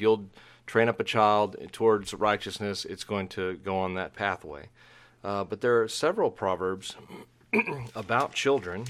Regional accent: Dallas–Fort Worth Metroplex, Texas, United States; I grew up in the Metroplex there in that sprawling suburban jungle between, um, Dallas and Fort Worth

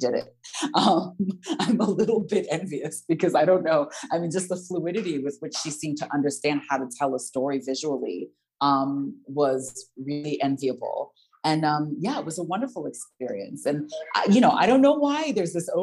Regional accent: United States; accent: American; moved away as an adult; now in London, United Kingdom; as an American with a, you know, fairly strong American accent

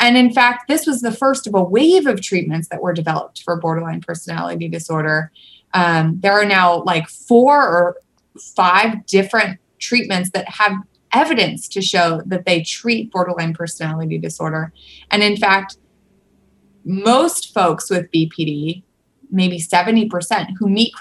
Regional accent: Seattle, Washington, United States; I'm from Seattle

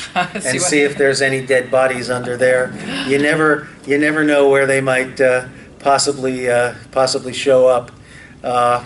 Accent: Seattle, Washington, United States; I'm a fellow Northwesterner because I'm from Seattle

